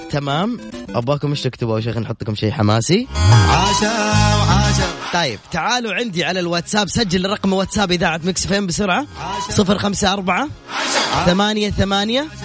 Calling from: Taif, Makkah Province, Saudi Arabia; من الطائف

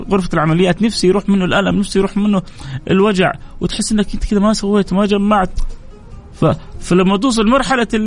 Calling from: Palestine; انا متابعينك آه، من فلسطين يعني متابعينك آه، لاهلنا بفلسطين من فلسطين

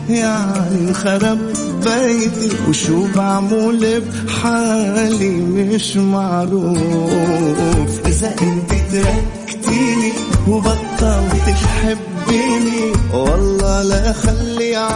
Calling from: Al-Ahsa, Eastern Province, Saudi Arabia; … الأحساء

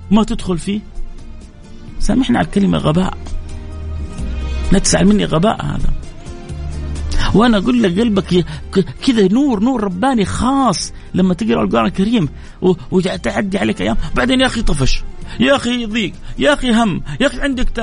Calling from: Jeddah, Makkah Province, Saudi Arabia; من جدة ادعي لي يا شيخ

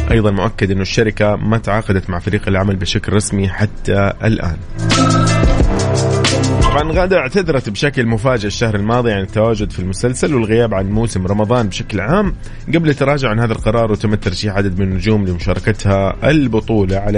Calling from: Tabuk, Tabuk Province, Saudi Arabia; من تبوك

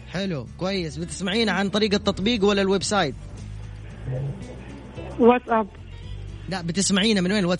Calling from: Jeddah, Makkah Province, Saudi Arabia; معكم من جدة

